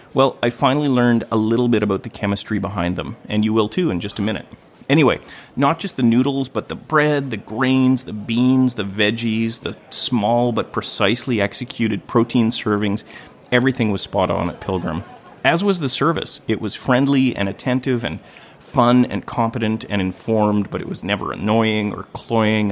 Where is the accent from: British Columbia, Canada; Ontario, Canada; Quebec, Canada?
British Columbia, Canada; Gibsons; I was married right here where I'm recording in my hometown of Gibson's, British Columbia